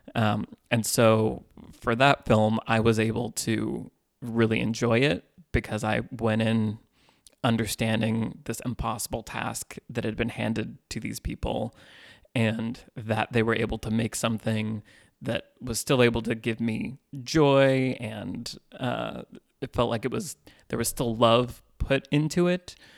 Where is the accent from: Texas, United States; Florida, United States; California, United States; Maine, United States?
California, United States; Northern; moved away as an adult; now in Los Angeles, United States; I grew up in Northern California and moved to L A in two thousand ten.